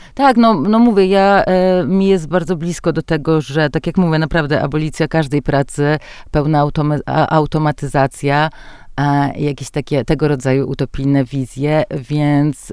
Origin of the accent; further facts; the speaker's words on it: a village in Podlasie, Podlaskie Voivodeship, Poland; moved away; dorastałam właśnie na podlaskiej wsi